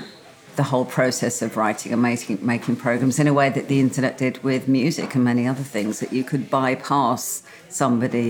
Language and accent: English; Birmingham, West Midlands, United Kingdom; being a Brummie, we were very, very far from the sea.